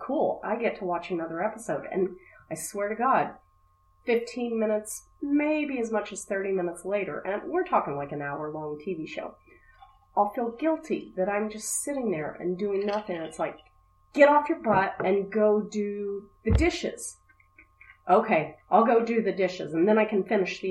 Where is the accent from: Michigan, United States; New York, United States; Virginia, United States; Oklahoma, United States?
Oklahoma, United States; now in Akron, United States; I grew up in Oklahoma.